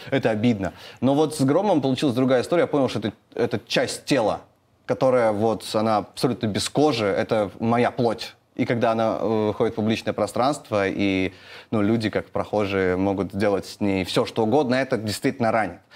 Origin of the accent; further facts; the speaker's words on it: Naryan-Mar, Nenets Autonomous Okrug, Russia; Я вырос на Крайнем Севере, там у нас как бы не было такой, знаете, а такой очень э, город Нарьянмар